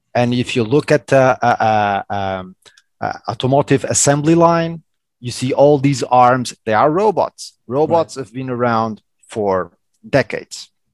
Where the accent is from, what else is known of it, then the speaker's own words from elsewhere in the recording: Madeira Island, Portugal; English is a second language; moved away; also born or lived in Lisbon, Portugal; I was born in Portugal in Madeira Island